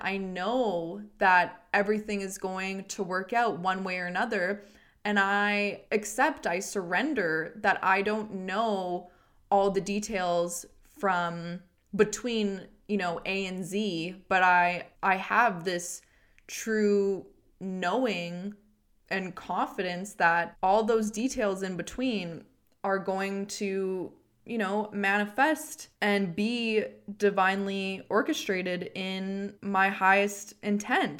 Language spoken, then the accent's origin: English; Edmonton, Alberta, Canada; I'm from Edmonton and I worked